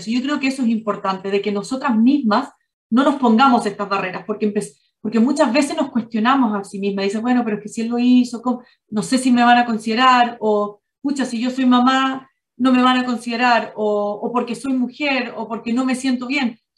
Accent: Chile; also born or lived in Ireland / Singapore; yo soy chilena, pero viví mucho tiempo en Irlanda por el trabajo de mi papá, donde yo estudié allá y empecé mis primeros años de, de trabajo.

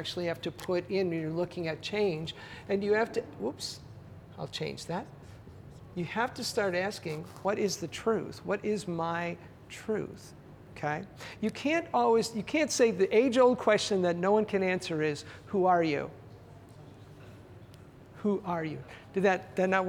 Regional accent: Canada; I'm Canadian

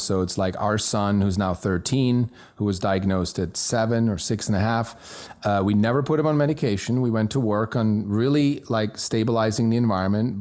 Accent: Switzerland; born or raised there; first language German; English is a second language; moved away

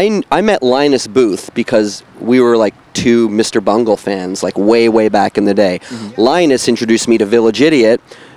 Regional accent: Ottawa, Ontario, Canada; I'm from Ottawa, Ontario.

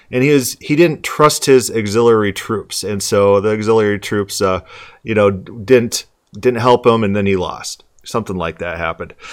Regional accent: Florida, United States; moved away; I'm from Florida.

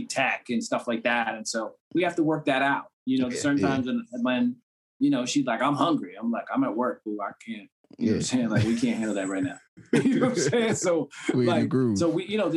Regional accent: Cambridge, Massachusetts, United States; I'm from Cambridge

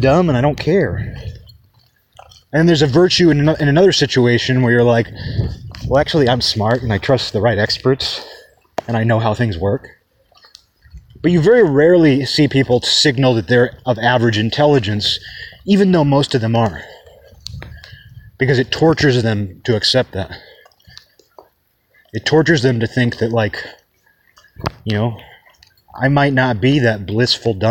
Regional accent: Kirkland, Washington, United States; At the time that I grew up in Kirkland

